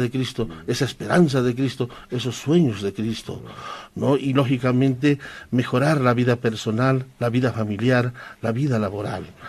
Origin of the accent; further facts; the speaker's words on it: San Lucas, Chuquisaca, Bolivia; first language Quechua; Spanish is a second language; now in La Paz, Bolivia; San Lucas, que es nuestro pueblo. Yo soy sanluqueño, campesino